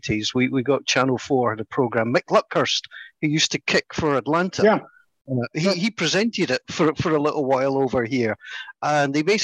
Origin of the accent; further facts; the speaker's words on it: Scotland, United Kingdom; we come from Scotland